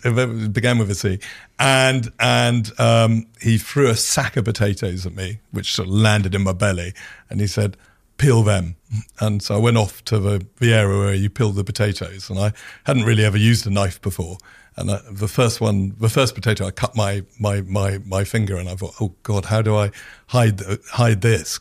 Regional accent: United Kingdom; being a Brit

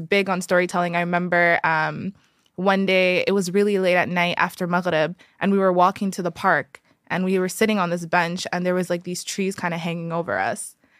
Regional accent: Eritrea; I'm from Eritrea.

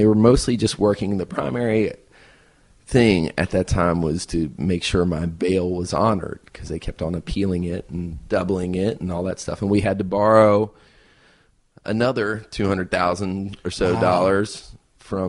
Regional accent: United States; Okay, I'm American

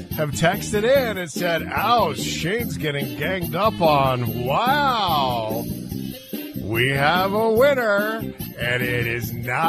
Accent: Calgary, Alberta, Canada; The oldest marathon in Canada is in my hometown of Calgary.

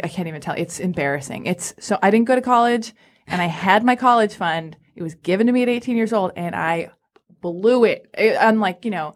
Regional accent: Los Angeles, California, United States; I was born and raised in Hollywood

